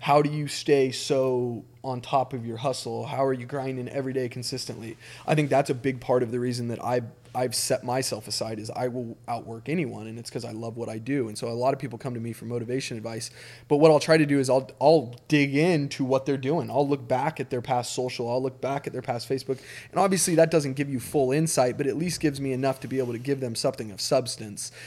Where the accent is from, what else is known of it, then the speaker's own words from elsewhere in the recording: Eagle, Idaho, United States; I grew up in Eagle, Idaho, which is a small, small, when I, when I moved in, it was literally like a one light community.